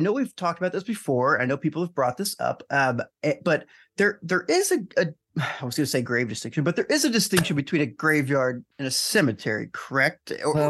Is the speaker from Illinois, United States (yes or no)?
yes; Alton, Illinois, United States; Alton in my hometown. Alton.